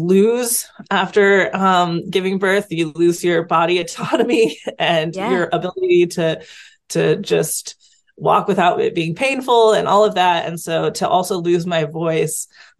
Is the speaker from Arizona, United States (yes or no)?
no; Seattle, Washington, United States; I am from Washington State in the Seattle area